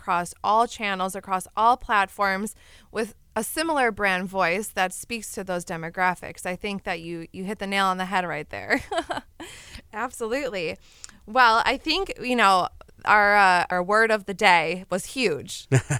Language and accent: English; Wisconsin, United States; I mean, I'm from Wisconsin, and so I say, oh, and you betcha